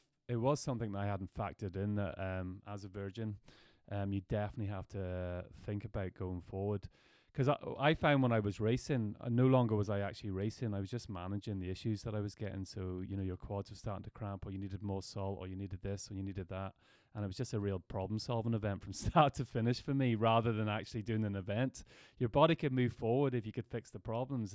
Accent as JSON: {"language": "English", "country": "Ireland", "said": "we're from Ireland"}